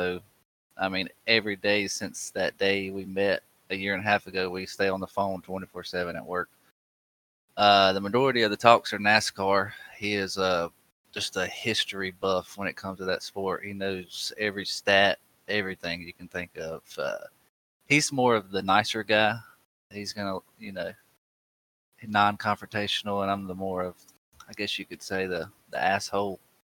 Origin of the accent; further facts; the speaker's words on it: south of Raleigh, North Carolina, United States; accent: twang; I am a little south of Raleigh in North Carolina. I get picked on all the time in iRacing just for having that twang, but it's not going anywhere.